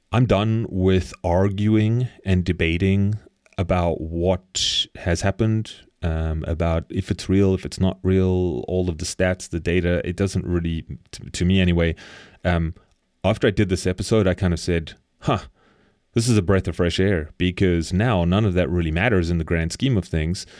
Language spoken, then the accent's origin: English; South Africa; moved away; I come from South Africa